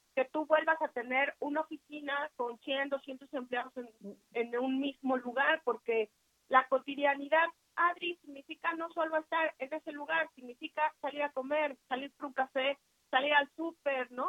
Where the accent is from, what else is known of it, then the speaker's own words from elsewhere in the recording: Mexico; como mexicanos